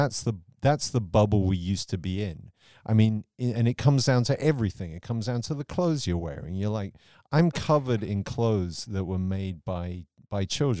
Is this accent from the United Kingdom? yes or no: yes; England, United Kingdom; So for me, I grew up in the England of Margaret Thatcher, but Margaret Thatcher adopted American ideals.